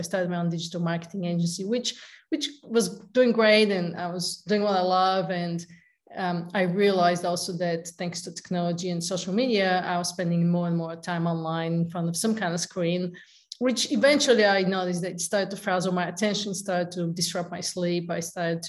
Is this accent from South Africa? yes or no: no; Bulgaria; moved away as an adult; also born or lived in San Diego / Lake Tahoe; now in United States; I'm originally from Bulgaria, and I came to the States in pursuit of the American dream